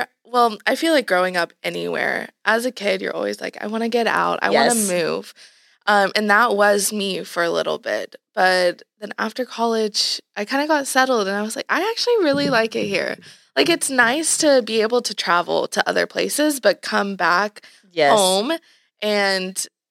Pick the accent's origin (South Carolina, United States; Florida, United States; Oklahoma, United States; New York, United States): Oklahoma, United States; Tulsa; also born or lived in Jenks, Oklahoma; I grew up in Jinx and in South Tulsa, Bixby area. And so when I did go out on my own, I wanted to move to Midtown.